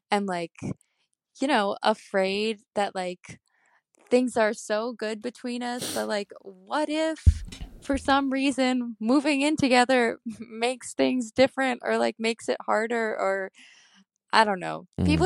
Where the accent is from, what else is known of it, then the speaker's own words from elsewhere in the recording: Chicago, Illinois, United States; I'm from Chicago.